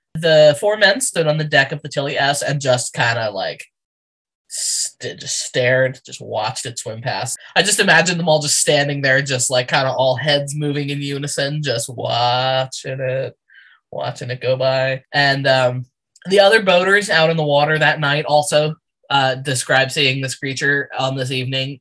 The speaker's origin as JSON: {"language": "English", "region": "New Jersey", "country": "United States", "said": "I'm from New Jersey."}